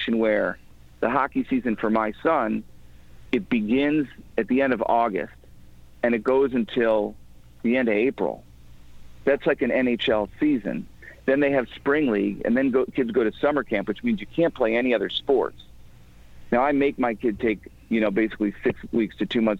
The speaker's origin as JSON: {"language": "English", "area": "outside of Chicago", "region": "Illinois", "country": "United States", "tie": "born or raised there", "also_born_or_lived": "New York", "moved": "yes", "lives_now": "Connecticut, United States", "said": "I grew up outside of Chicago, and then I was living in New York for a long time. And then I moved to Connecticut"}